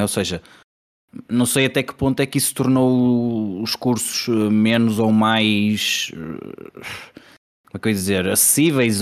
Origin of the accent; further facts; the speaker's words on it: Porto, Norte, Portugal; eu sou do Porto, como podem ver pelo meu sotaque